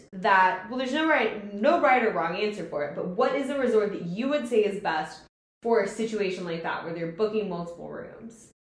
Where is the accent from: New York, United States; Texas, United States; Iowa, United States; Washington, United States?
Texas, United States; we're from Texas